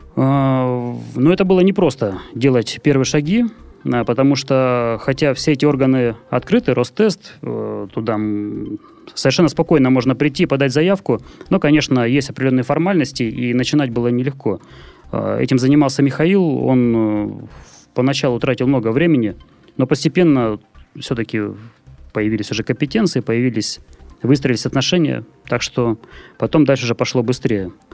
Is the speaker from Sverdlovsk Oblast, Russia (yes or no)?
no; Murmansk, Murmansk Oblast, Russia; now in Saint Petersburg, Russia; город Мурманск, мой родной город